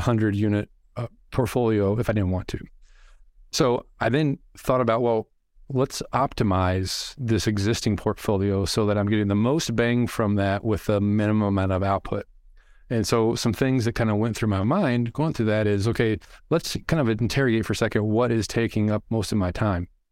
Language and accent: English; Arkansas, United States; I'm from Arkansas